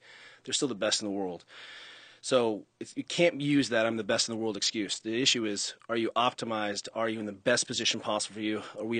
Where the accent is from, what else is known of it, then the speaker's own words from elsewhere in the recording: San Francisco, California, United States; I'm from San Francisco.